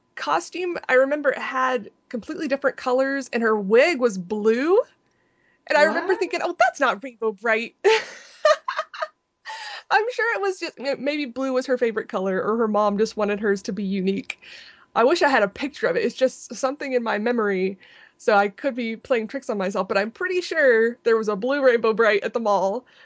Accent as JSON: {"language": "English", "town": "Anderson", "country": "United States", "tie": "born or raised there", "said": "I was in college in my hometown of Anderson, where I grew up"}